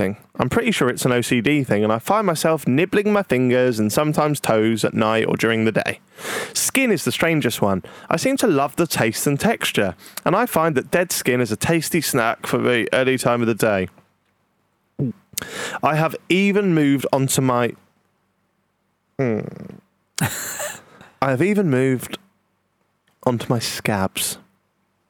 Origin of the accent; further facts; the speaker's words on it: Norwich, East of England, United Kingdom; We're from Norwich